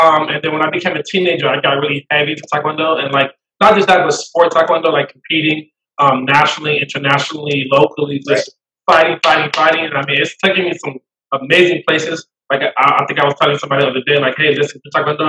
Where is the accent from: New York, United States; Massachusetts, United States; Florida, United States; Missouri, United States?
Florida, United States; Miami; I grew up in Liberty City